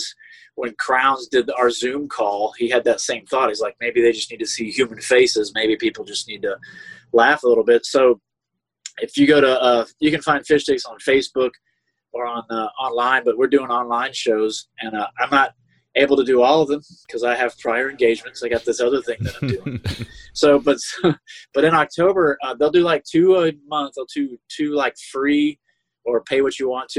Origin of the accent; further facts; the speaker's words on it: Jacksonville, Florida, United States; I grew up in Jacksonville